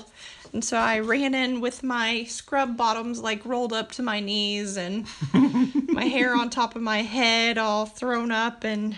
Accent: Ponca City, Oklahoma, United States; moved away as an adult; also born or lived in Stillwater, Oklahoma; now in Bartlesville, United States; I'm from Ponca City, Oklahoma, and I did some time at Northern Oklahoma College traveling back and forth. I lived at home with my parents to go to junior college

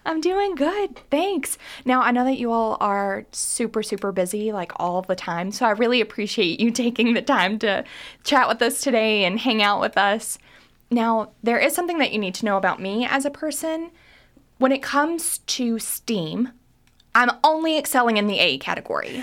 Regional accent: Kentucky, United States; also born or lived in New York City; I was born and raised in Kentucky, I moved to New York City right after college, and I finally landed in Lexington

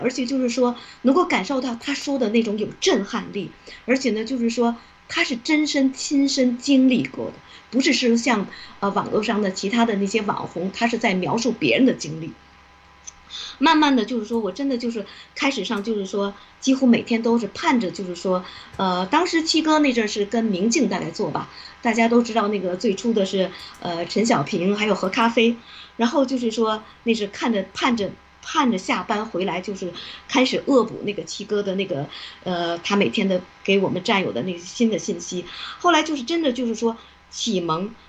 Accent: China; 而且慢慢就觉得我们中国人终于有希望了。我们有那些，因为有很多这些年，坦白讲，在海外这么多年，那些人都是骂 CCP 的。

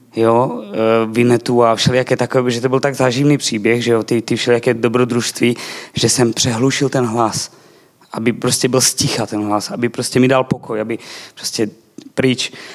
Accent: eastern Slovakia, Slovakia; Czech is a second language; now in Czech Republic; Narodil jsem se na Slovensku, ale budem česky s váma

